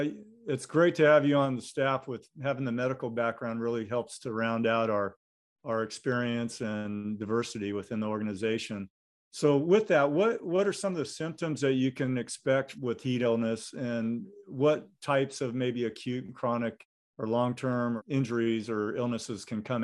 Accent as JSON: {"language": "English", "area": "Central Valley", "region": "California", "country": "United States", "tie": "born or raised there", "said": "I grew up in the Central Valley."}